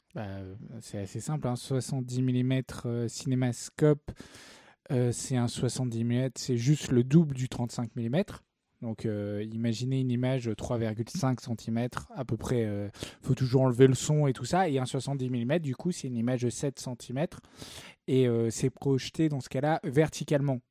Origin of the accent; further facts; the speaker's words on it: the South, southern France, France; je suis, du Sud